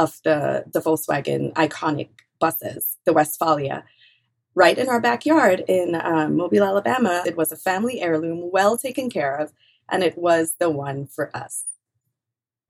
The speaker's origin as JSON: {"language": "English", "country": "Trinidad & Tobago", "tie": "born or raised there", "also_born_or_lived": "New Orleans", "moved": "yes", "lives_now": "United States", "said": "I grew up in a small fishing village in a rainforest on the island of Trinidad, right, on the southeastern coast of the island"}